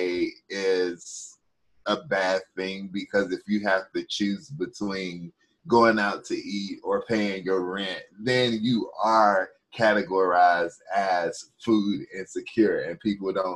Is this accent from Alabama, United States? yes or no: no; North Carolina, United States; I come from North Carolina.